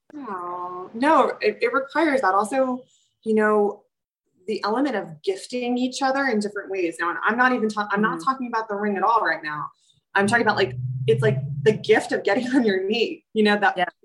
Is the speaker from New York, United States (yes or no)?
yes; New York City, New York, United States; I'm a New Yorker too, so we tend to run a little anxious because we're in this um, super fast-paced city